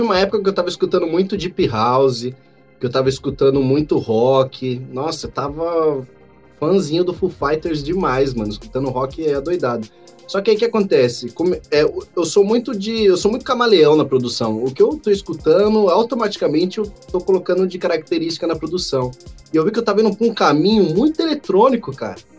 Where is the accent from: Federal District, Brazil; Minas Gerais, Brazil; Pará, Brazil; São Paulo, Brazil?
São Paulo, Brazil; eu morava no Vila Ema, que eu sou nascido e criado lá perto da Vila Prudente